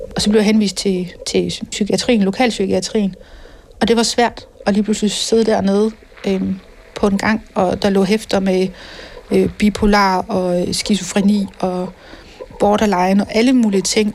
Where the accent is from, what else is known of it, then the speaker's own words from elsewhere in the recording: Randers, Central Denmark Region, Denmark; Jeg voksede op i Randers i 70'erne og 80'erne